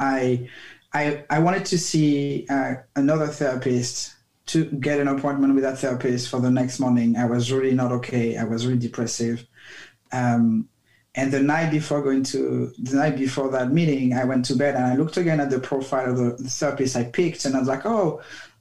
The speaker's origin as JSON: {"language": "English", "country": "France", "tie": "born or raised there", "moved": "yes", "said": "I grew up in France"}